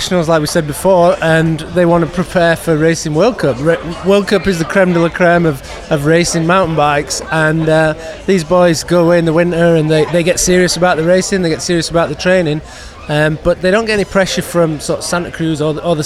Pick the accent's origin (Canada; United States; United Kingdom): United Kingdom; Sheffield, Yorkshire and the Humber; from Sheffield, England.